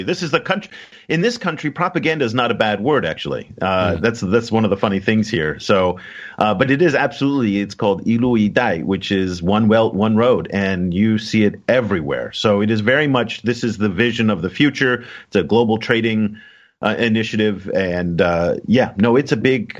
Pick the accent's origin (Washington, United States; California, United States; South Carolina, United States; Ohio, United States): California, United States; San Francisco Bay Area; now in China; I come from Silicon Valley, I come from the San Francisco Bay Area